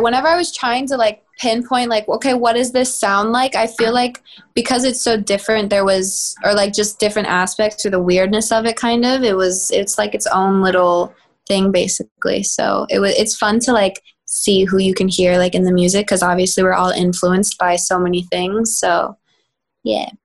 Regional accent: Texas, United States; now in Los Angeles, United States; I'm from Texas

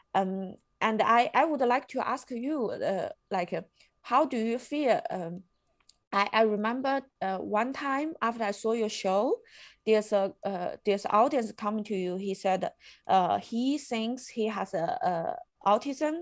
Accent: China; moved away as an adult; now in Germany; I come from China

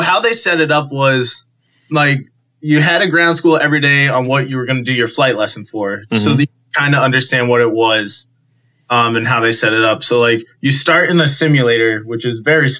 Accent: Keene, New Hampshire, United States; My hometown airport in Keene, New Hampshire

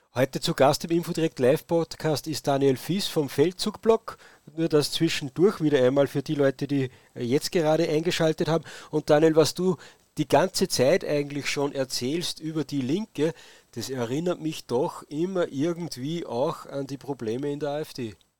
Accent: Austria; bei uns in Österreich

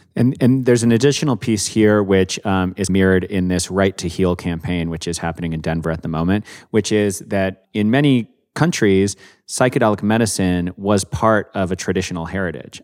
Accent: Canada; I'm from Canada

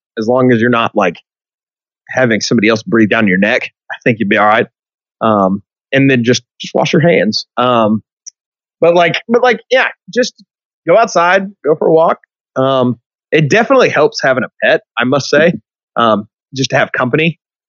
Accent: Hot Springs, Arkansas, United States; So in middle school, I grew up in Hot Springs.

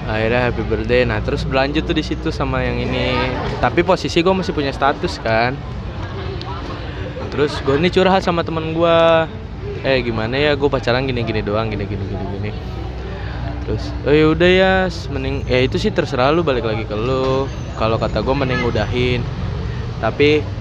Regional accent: Bekasi, West Java, Indonesia; asal dari Bekasi

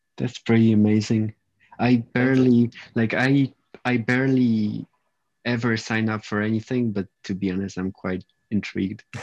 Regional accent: Poland; now in United Kingdom; I'm from Poland originally, but I live in the U K

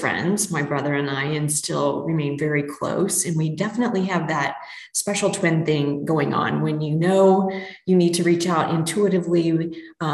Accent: Missouri, United States; I grew up in Mid, Missouri

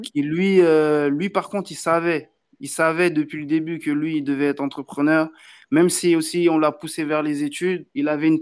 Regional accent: Benin; now in Paris, France; je suis du Bénin

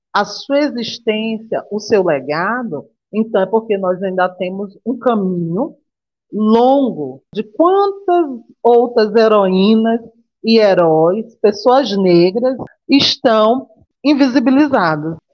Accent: Maranhão, Brazil; nós, enquanto brasileiros maranhenses

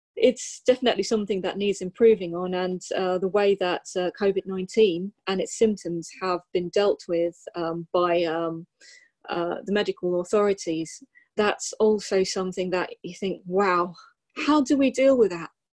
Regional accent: Sussex, South East England, United Kingdom; I'm actually from Sussex

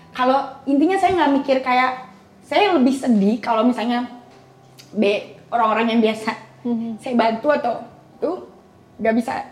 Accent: Jakarta, Indonesia; di Jakarta, saya lahir di Jakarta, oh, okay. SD

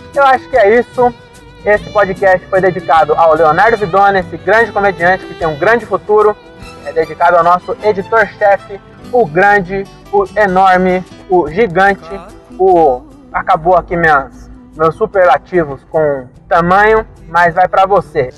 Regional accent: Francisco Morato, São Paulo, Brazil; eu sou um MC, só que eu sou de Morato, então MC lá é diferente

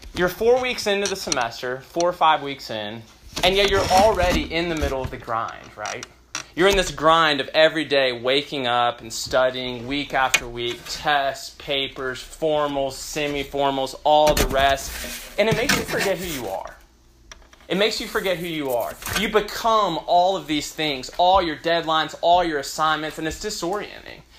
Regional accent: Memphis, Tennessee, United States; now in Austin, United States; originally from Memphis

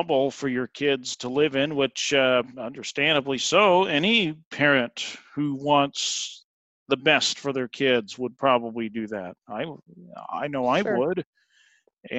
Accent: Ontario, Oregon, United States; we grew up in the same town

